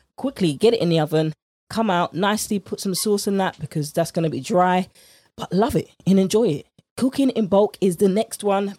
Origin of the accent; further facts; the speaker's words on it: United Kingdom; accent: British; my British accent